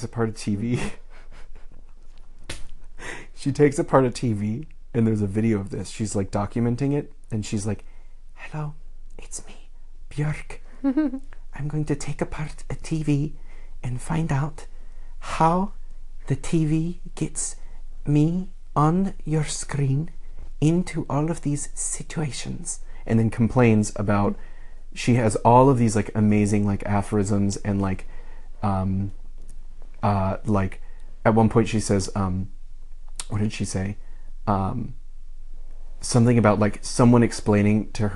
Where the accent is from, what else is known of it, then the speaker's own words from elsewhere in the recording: United States; from the United States